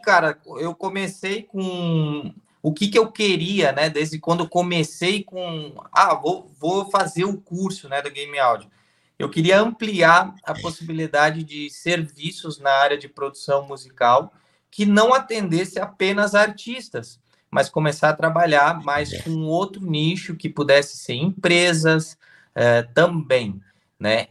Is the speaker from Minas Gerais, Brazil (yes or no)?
no; Blumenau, Santa Catarina, Brazil; Eu sou de Santa Catarina, né, cidade de Blumenau